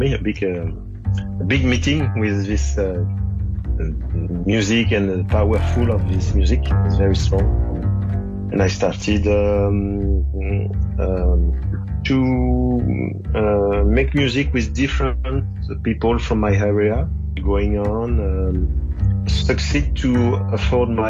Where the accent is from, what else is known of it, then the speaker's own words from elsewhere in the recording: Angers, Pays de la Loire, France; English is a second language; I was born in Angers. Angers, it's a small town in the west of France.